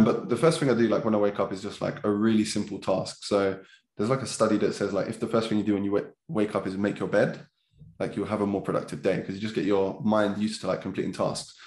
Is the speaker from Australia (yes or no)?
no; London, United Kingdom; also born or lived in Lewisham; I grew up in Catford, pretty normal childhood